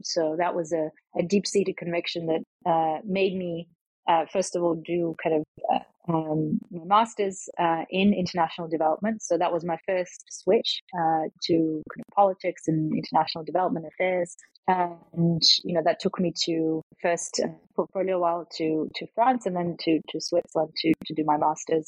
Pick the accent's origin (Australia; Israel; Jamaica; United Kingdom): Australia; moved away as an adult; also born or lived in Latvia / Melbourne, Australia; now in Thailand; raised uh, kind of ethnically sort of Eastern European uh, Russian, um, which I still speak uh, today, uh, but moved to Australia. So I grew up in Australia